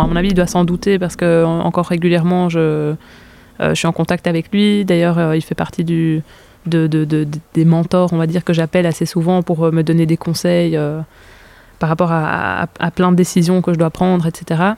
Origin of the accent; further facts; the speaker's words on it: Brussels, Brussels-Capital Region, Belgium; je viens de Bruxelles